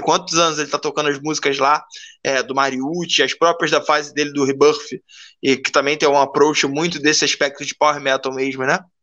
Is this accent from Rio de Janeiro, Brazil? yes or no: yes; Rio de Janeiro, Brazil; sou carioca